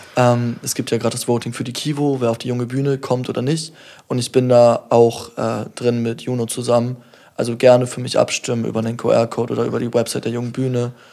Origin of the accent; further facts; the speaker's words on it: Kiel, Schleswig-Holstein, Germany; mein Bezug zu Kiel ist, ich bin hier aufgewachsen, seit ich denken kann